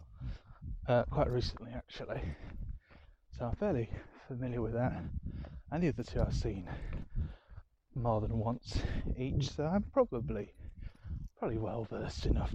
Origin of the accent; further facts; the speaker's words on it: Yorkshire and the Humber, United Kingdom; accent: Yorkshire; moved away; my Yorkshire accent's been a bit thicker here